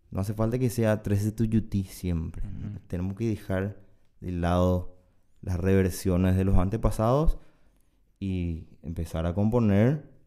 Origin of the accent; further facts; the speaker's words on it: Paraguay; yo soy paraguayo